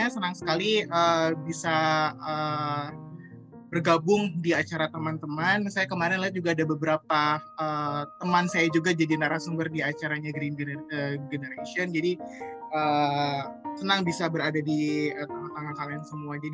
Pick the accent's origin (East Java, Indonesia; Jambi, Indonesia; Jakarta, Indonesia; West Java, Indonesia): West Java, Indonesia; Bandung; saya uh, besar di Bandung dan di Bandung itu sempat ada uh, tahun 2005 dulu waktu saya masih SMA